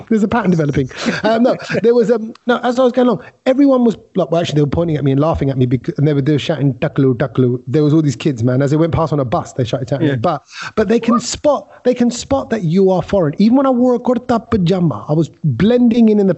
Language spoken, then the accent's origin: English; England, United Kingdom; we're from England